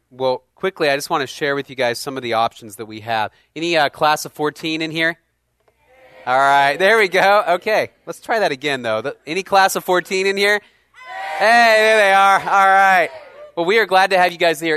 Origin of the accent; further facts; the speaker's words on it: Dallas, Texas, United States; I grew up in Dallas